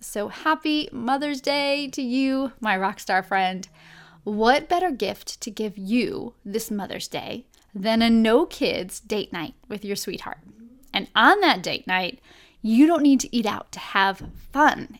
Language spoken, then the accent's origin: English; Buffalo, New York, United States; moved away; I grew up in Buffalo, New York